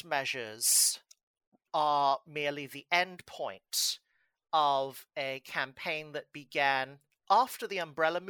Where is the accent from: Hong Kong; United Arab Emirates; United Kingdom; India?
Hong Kong; moved away as an adult; also born or lived in New York, United States; now in Montreal, Canada; born in Hong Kong and naturalized at a very young age. I then grew up mostly in Hong Kong